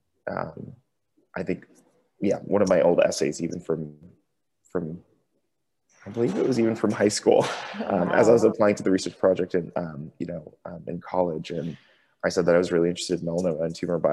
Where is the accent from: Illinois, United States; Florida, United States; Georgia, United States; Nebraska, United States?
Florida, United States; Tampa; moved away as an adult; now in San Francisco, United States; I grew up in Tampa and went to college at University of South Florida